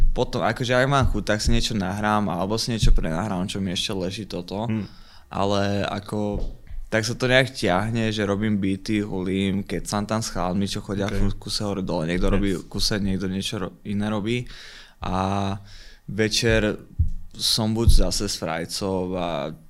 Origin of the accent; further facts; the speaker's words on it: Topoľčany, Nitra Region, Slovakia; moved away; also born or lived in Partizánske; v Topolčanom som vyrastal okay. a tak, tak tretinovo v Partizánskom. Okay, Tam býval tátko lebo naši sa rozviedli, keď som mal asi 6